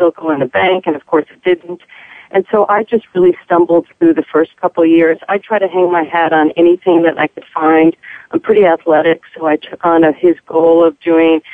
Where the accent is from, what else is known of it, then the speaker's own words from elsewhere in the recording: East Coast, United States; moved away as an adult; also born or lived in Kansas City; I'm originally from the East Coast